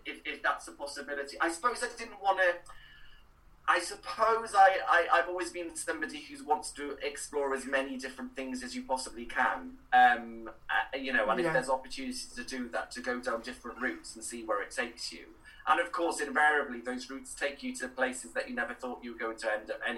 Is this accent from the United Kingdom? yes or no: yes; Cowbridge, Wales, United Kingdom; first language Welsh; English is a second language; moved away; I grew up in Cowbridge